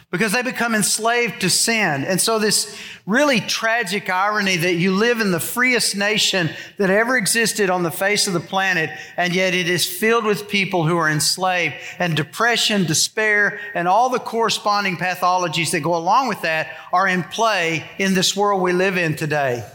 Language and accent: English; United States; I was born in America.